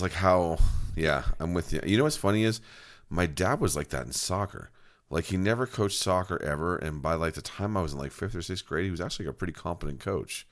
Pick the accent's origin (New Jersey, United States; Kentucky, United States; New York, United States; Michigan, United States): New Jersey, United States; Monmouth County; I grew up in Monmouth County in New Jersey